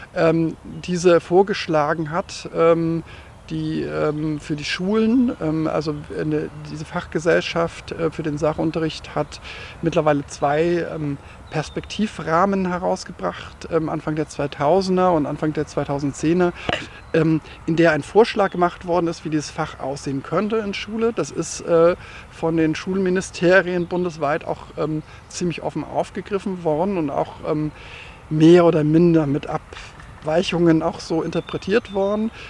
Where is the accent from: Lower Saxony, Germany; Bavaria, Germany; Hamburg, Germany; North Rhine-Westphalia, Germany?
Lower Saxony, Germany; Hanover region; auf meinem Heimatdorf, aus dem ich äh, ursprünglich mal ähm, herkomme und aufgewachsen bin